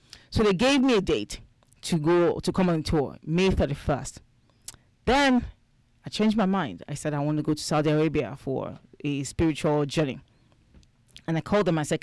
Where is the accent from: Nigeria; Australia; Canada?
Nigeria; now in United States; I'm from Nigeria